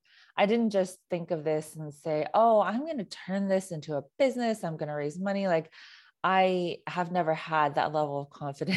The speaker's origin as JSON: {"language": "English", "region": "California", "country": "United States", "tie": "born or raised there", "said": "I mean, so I grew up in the Bay Area and I went to a predominantly Asian high school."}